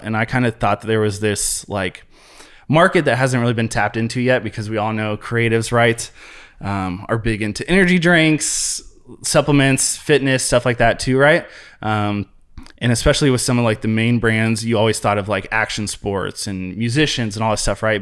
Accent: Columbus, Ohio, United States; moved away as an adult; also born or lived in Ventura, California; now in Chicago, United States; born and raised in Columbus, Ohio. So that's my area

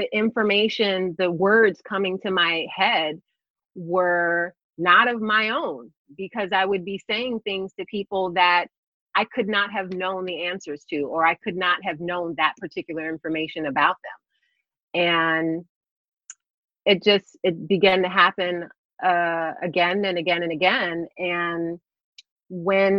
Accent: Plainfield, New Jersey, United States; Born and raised Plainfield, New Jersey

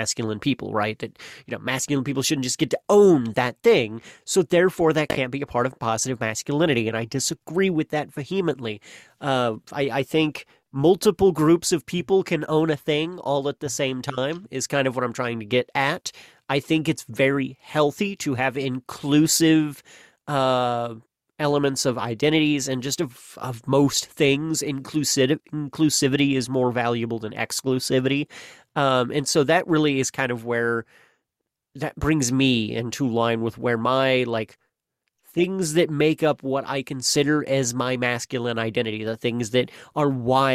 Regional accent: Missouri, United States; Missouri, my home state

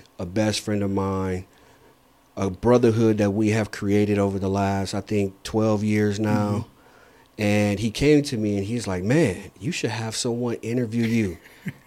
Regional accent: Saginaw, Michigan, United States; I was born and raised in Saginaw, Michigan

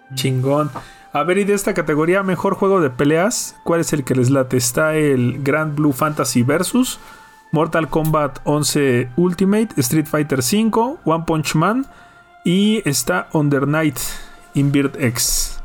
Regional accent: Mexico; para nosotros como mexicanos

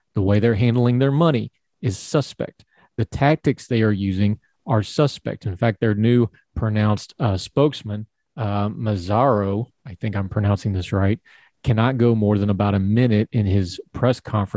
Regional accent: United States; I'm an American

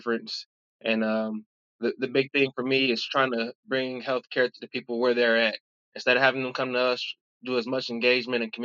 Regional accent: Covert, Michigan, United States; moved away as an adult; also born or lived in Chicago, Illinois; now in Louisville, United States; my family moved to Michigan. And that's pretty much where I was raised at. Shout out to Covert, Covert, Michigan, CBT

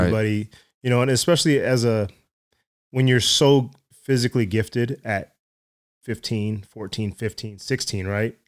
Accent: Dallas, Texas, United States; also born or lived in West Virginia / San Antonio; I grew up in Dallas

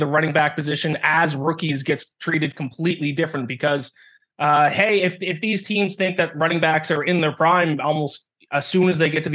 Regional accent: Canada; I'm Canadian as well.

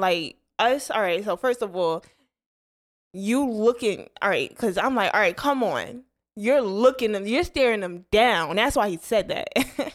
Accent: Bergen County, New Jersey, United States; moved away; I'm from North Jersey, right outside New York

